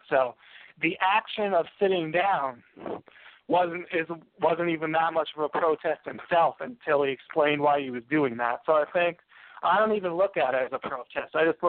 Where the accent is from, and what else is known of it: United States